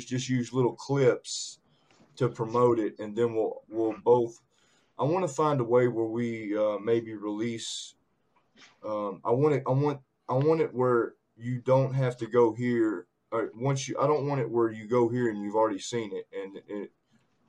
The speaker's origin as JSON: {"language": "English", "town": "Clarksville", "region": "Tennessee", "country": "United States", "tie": "born or raised there", "also_born_or_lived": "Hodgenville, Kentucky", "lives_now": "Kentucky, United States", "said": "Clarksville, Tennessee, back and forth to Kentucky. I was born in Hodgenville, Kentucky. My birth mother lived in Tennessee, so I was back and forth"}